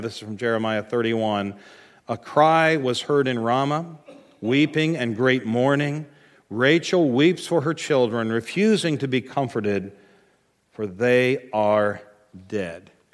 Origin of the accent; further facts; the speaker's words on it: United States; as American Christians